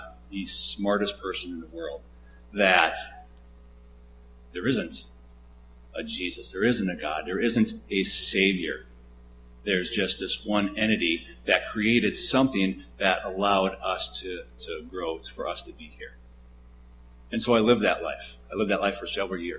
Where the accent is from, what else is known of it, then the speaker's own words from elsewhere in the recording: Ottawa, Minnesota, United States; So I grew up in Ottawa, Minnesota, a small town about 35, 40 minutes to the east of here